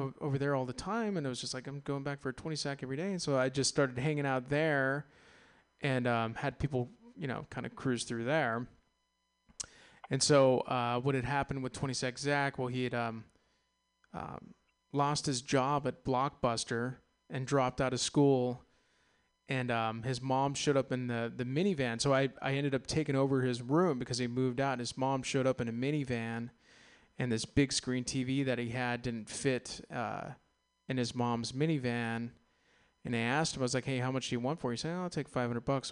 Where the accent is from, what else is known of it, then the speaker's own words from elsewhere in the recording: San Ramon, California, United States; I was raised on a cattle ranch in San Ramon off of Bollinger Canyon Road